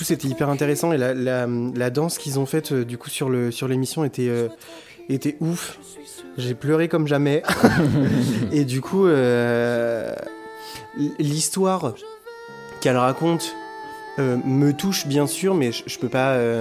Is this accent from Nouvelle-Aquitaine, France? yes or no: yes; Bordeaux, Nouvelle-Aquitaine, France; je suis bordelais